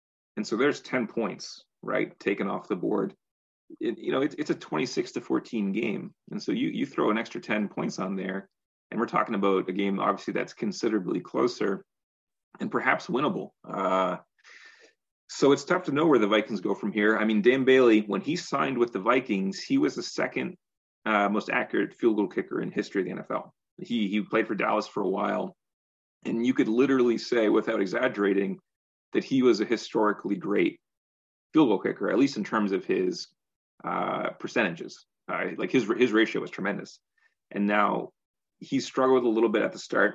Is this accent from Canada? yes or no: yes; Canada; we're Canadian